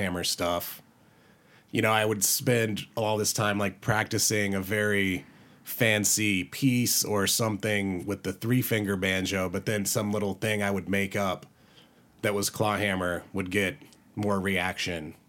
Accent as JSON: {"language": "English", "region": "North Carolina", "country": "United States", "tie": "born or raised there", "moved": "yes", "lives_now": "Colorado, United States", "said": "I grew up in, out in North Carolina."}